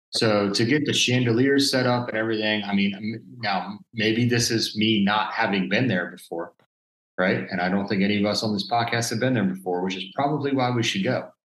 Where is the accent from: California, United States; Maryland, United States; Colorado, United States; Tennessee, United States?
Maryland, United States; also born or lived in Western Massachusetts; I grew up in Maryland